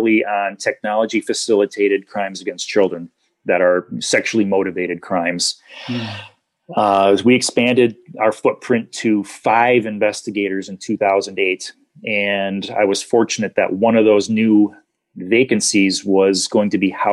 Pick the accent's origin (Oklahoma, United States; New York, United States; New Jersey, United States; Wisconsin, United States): Wisconsin, United States; I was from Wisconsin